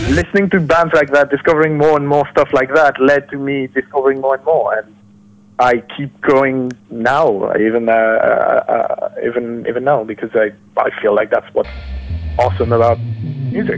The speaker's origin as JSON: {"language": "English", "country": "France", "said": "I'm from France"}